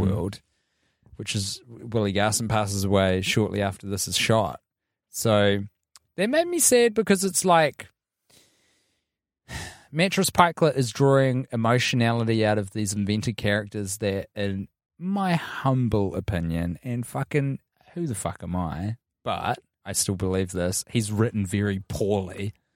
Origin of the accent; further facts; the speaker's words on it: New Zealand; And as a New Zealander